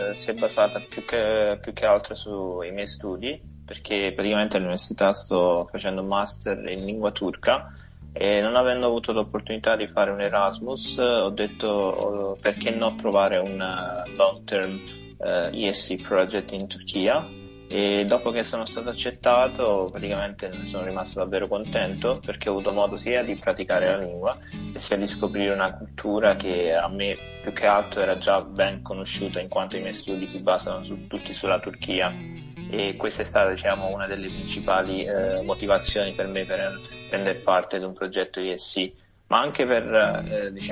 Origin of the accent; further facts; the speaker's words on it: Caserta, Campania, Italy; come detto precedentemente vengo da Caserta, ho 24